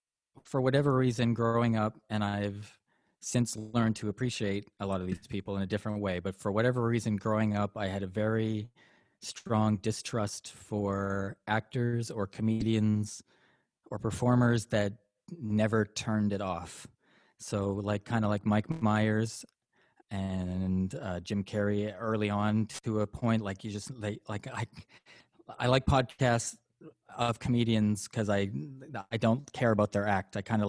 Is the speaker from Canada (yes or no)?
yes; Canada; Yeah, I'm Canadian. I'm raised by a Catholic, lapsed Catholic mom.